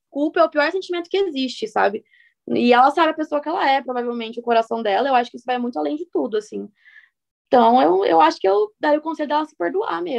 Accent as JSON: {"language": "Portuguese", "region": "Santa Catarina", "country": "Brazil", "said": "Prazer, eu sou a … eu sou catarinense."}